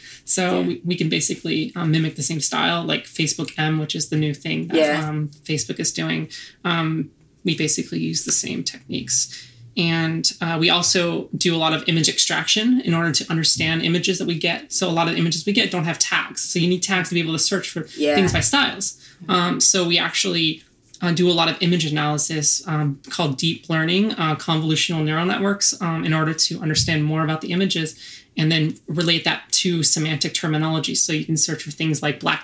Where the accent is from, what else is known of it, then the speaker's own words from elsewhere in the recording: Orange County, California, United States; moved away as an adult; also born or lived in Los Angeles; now in New York, United States; That's where I grew up, technically in Orange County